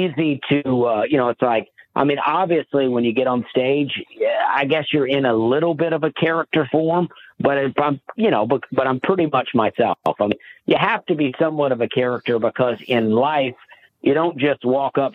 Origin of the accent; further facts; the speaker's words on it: Alabama, United States; moved away; I grew up in Alabama, and my family, we didn't travel.